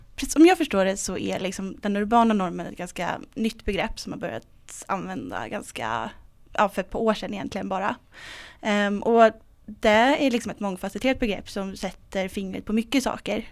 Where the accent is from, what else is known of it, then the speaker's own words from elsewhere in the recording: Stockholm, Stockholm County, Sweden; jag kommer själv från Stockholm, jag är uppvuxen i Vällingby